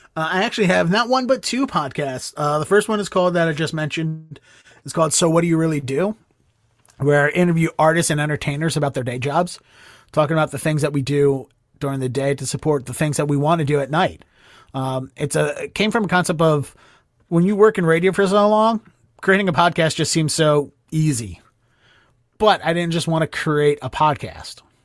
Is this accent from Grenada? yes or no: no; Baltimore, Maryland, United States; moved away as an adult; now in Boston, United States; from where I grew up in Baltimore